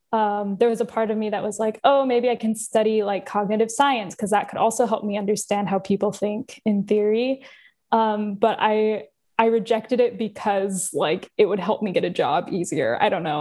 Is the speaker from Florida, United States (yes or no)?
no; Southern California, United States; I grew up in Southern California, uh, small town-ish